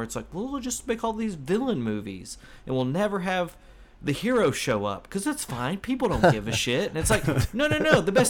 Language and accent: English; United States; because we're American.